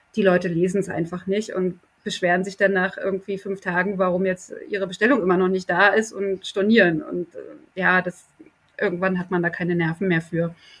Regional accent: East Germany, Germany; now in Berlin, Germany; der erste Teil meiner Kindheit in der DDR stattgefunden hat

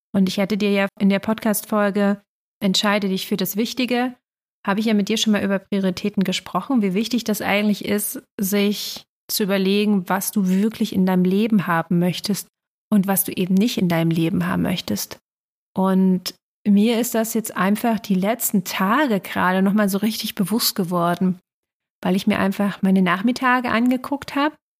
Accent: East Germany, Germany; bin ja in Ostdeutschland groß geworden

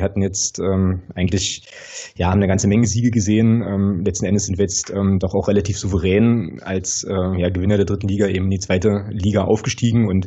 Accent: Magdeburg, Saxony-Anhalt, Germany; ich komme aus Magdeburg, bin da geboren und aufgewachsen

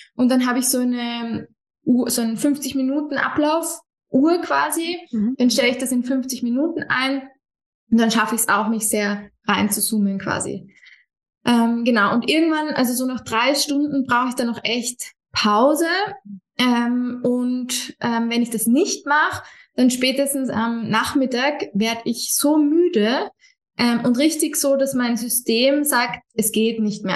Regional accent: Vienna, Austria; Ich komme ursprünglich aus Wien, wohne ein bisschen außerhalb von Wien

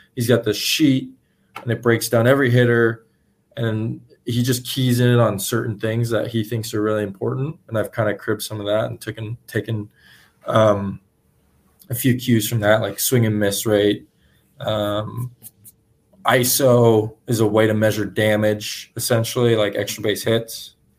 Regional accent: San Francisco Giants hometown, California, United States; the Giants, though, because that's my hometown team.

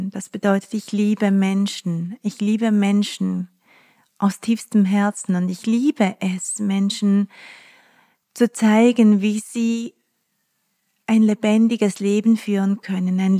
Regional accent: Basel area, Switzerland; Ich habe ja ganz nahe der französischen Grenze gewohnt als Kind in der Schweiz, in der Nähe von Basel.

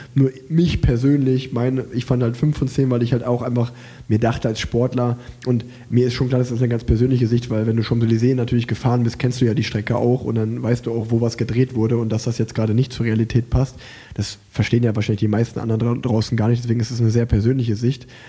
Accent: Unna, North Rhine-Westphalia, Germany; born or raised there; moved away

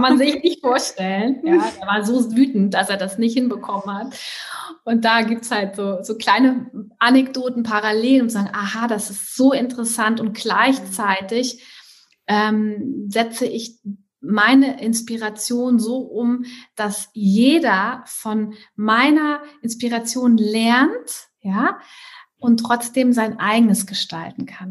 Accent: Trier, Rhineland-Palatinate, Germany; also born or lived in Hamburg / Southern France; now in France; ich komme eigentlich ähm, aus Trier, südwestlich von, von also es ist ein, ne, neben Luxemburg. Ähm, bin da nach Hamburg gezogen

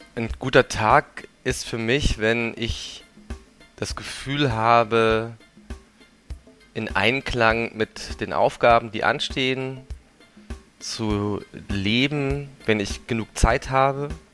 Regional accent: Swabia, Germany; now in Berlin, Germany; ich bin ja aus Schwaben

